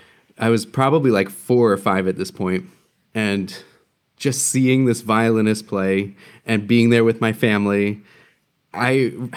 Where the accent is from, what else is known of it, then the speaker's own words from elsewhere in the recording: New Jersey, United States; now in Milwaukee, United States; I grew up on the East Coast in New Jersey.